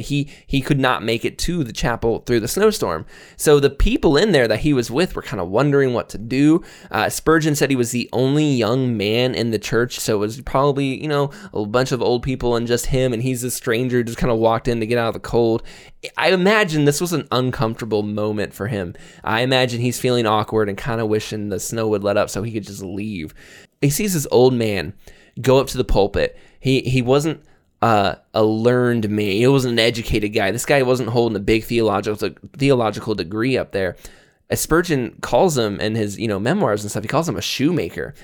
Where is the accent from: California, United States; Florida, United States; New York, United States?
Florida, United States; moved away; I grew up in Florida